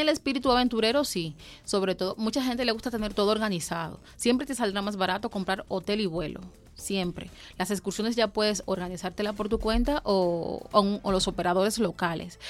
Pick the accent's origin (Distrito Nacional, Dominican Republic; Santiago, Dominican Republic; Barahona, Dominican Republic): Distrito Nacional, Dominican Republic; Santo Domingo; now in Mexico; Santo Domingo Capital, que es mi ciudad, yo soy de Santo Domingo